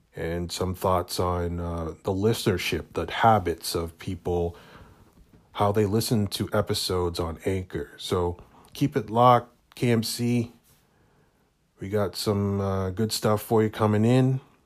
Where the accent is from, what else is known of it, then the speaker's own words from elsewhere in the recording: Canada; being Canadian, um, being, growing up in a predominantly white neighborhood, white city